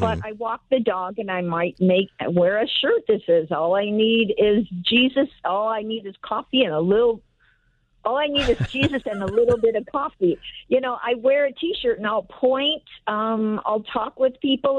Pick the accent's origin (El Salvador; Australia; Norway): El Salvador; now in Encino, United States; I am from El Salvador